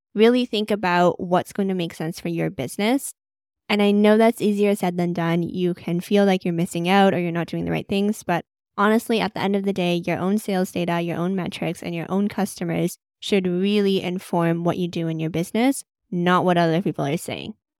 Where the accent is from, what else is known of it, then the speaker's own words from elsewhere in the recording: Vancouver, British Columbia, Canada; moved away as an adult; now in London, United Kingdom; I'm originally from Vancouver, Canada